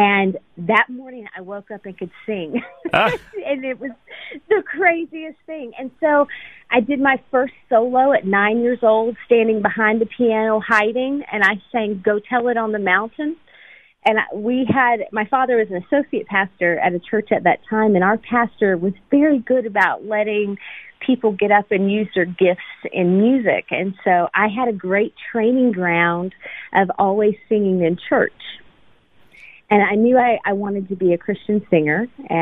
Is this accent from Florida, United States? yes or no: yes; Panama City Beach, Florida, United States; moved away as an adult; also born or lived in Atlanta, Georgia; now in Nashville, United States; I was born in Atlanta, Georgia, and adopted at birth. And I, for the most part, I was raised in Panama City Beach, Florida, and ended up in Nashville, Tennessee, where I am now